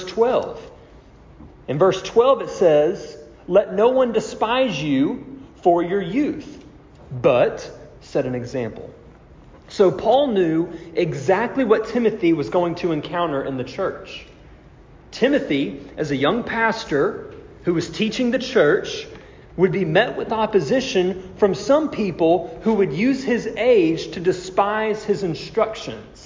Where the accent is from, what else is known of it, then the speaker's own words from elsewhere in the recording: United States; we as American Christians